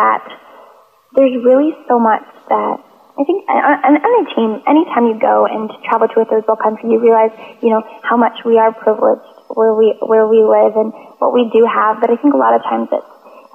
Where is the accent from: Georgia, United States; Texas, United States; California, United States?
Georgia, United States; I'm from Georgia in the States